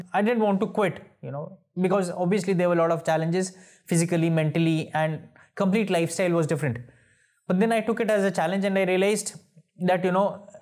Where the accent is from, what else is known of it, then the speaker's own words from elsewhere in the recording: Delhi, India; we are from Uttarakhand, but my father shifted from the village to Delhi once he was a kid. So more or less Delhiite.